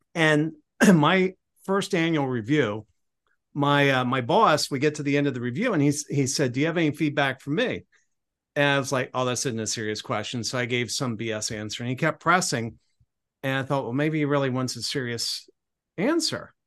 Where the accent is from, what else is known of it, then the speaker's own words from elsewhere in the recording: Cambridge, Maryland, United States; moved away; my hometown of Cambridge, Maryland